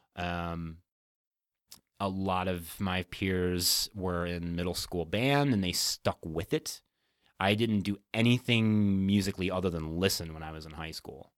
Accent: Whitney Point, New York, United States; moved away; Upstate New York

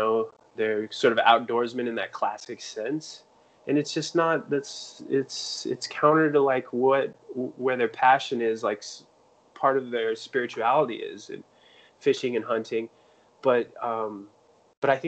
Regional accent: Greeley, Colorado, United States; I grew up in Greeley, Colorado, which at that time had the largest feedlot on earth

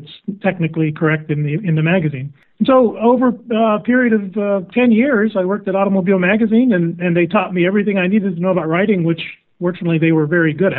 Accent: Florida, United States; I grew up in Florida

